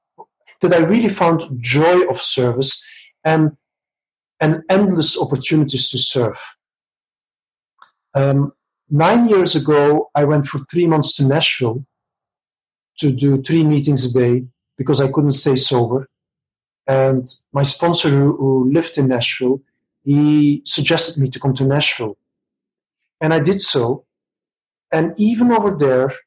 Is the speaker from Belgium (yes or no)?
yes; Belgium; moved away as an adult; now in Barcelona, Spain; I'm originally from Belgium, but since a bit over 2 years, I'm living in Barcelona, Spain